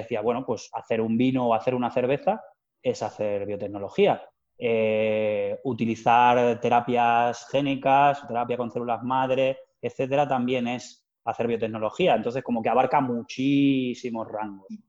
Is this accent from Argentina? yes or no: no; Plasencia, Extremadura, Spain; moved away; also born or lived in Salamanca / Madrid; los placentinos y placentinas pues podamos echar raíces allí